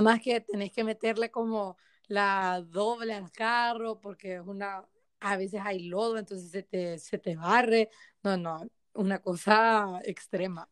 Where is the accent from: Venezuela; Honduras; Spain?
Honduras; todos somos hondureños